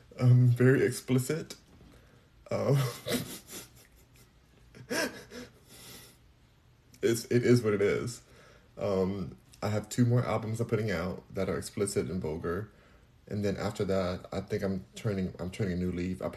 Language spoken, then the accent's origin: English; Los Angeles, California, United States; I'm from Los Angeles